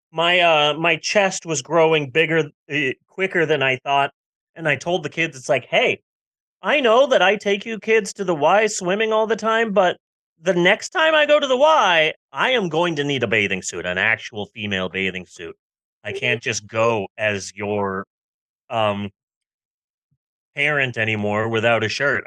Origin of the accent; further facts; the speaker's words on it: United States; I am an American